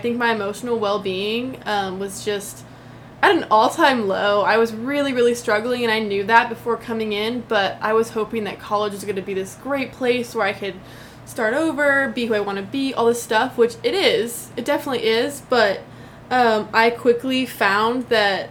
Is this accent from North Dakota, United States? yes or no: no; Denver, Colorado, United States; moved away as an adult; also born or lived in Dublin, Ohio; now in Chapel Hill, United States; I am originally from Denver, Colorado. I love Colorado. I grew up there my whole life, until my parents moved right before college